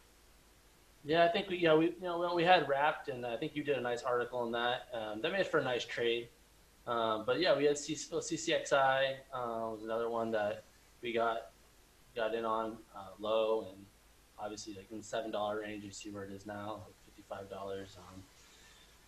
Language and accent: English; California, United States; Born and raised in California